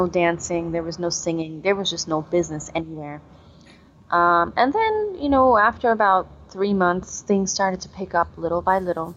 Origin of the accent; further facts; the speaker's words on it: United States; moved away as an adult; also born or lived in Egypt; I'm American.